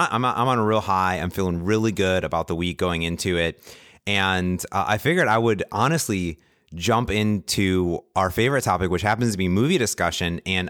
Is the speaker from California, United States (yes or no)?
no; Cleveland, Ohio, United States; I'm from Cleveland. Right. I'm allowed to make statements about Cleveland.